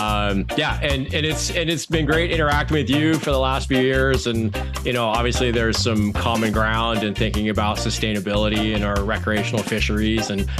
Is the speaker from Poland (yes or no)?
no; Canada; moved away as an adult; also born or lived in Turks and Caicos Islands / Eleuthera, Bahamas / Alberta; now in Amherst, United States; I grew up in Canada